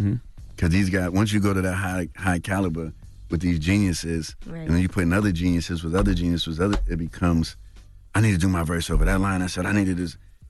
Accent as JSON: {"language": "English", "town": "Bronx", "region": "New York", "country": "United States", "said": "growing up in Harlem and me going from the Bronx to Harlem all the time."}